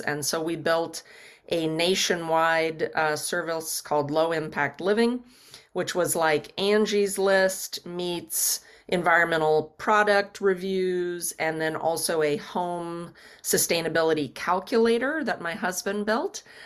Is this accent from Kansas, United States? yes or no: yes; Kansas City, Kansas, United States; born and raised in Kansas City, Kansas